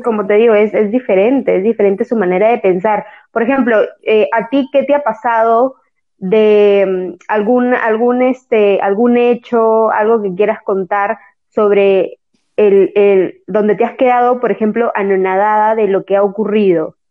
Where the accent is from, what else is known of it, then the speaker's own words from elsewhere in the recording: Peru; moved away as an adult; now in Brazil; yo soy de Perú y hice un intercambio en Brasil